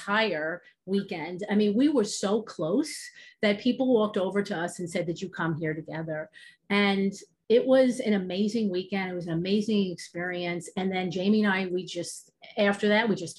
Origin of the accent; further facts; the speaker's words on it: New York, United States; Obviously you can hear my accent. I'm from New York